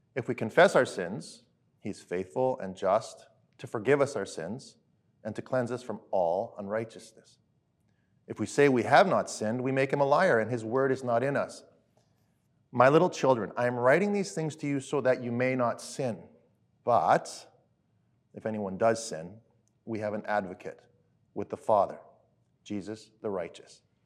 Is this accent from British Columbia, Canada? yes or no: no; Alberta, Canada; I grew up in Alberta, different places